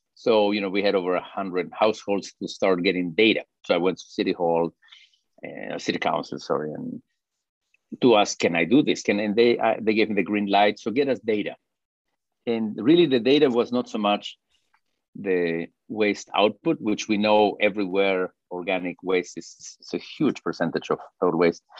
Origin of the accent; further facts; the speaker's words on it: Peru; moved away as an adult; now in Fort Worth, United States; I'm originally from Peru and my wife is from Chile